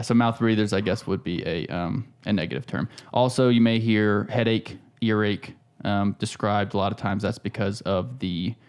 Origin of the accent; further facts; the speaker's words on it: South Carolina, United States; I grew up in South Carolina.